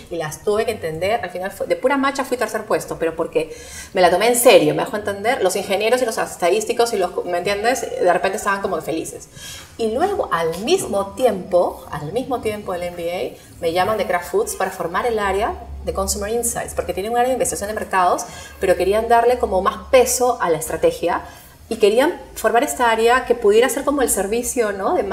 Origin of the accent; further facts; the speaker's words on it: Lima, Peru; O sea, yo vengo de Lima con mi visión de Perú